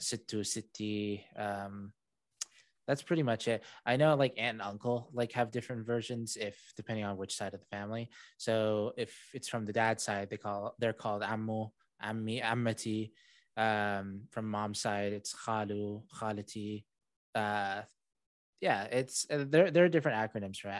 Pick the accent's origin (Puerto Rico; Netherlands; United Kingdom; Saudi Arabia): Saudi Arabia; first language English; moved away; I was raised in Saudi Arabia, born there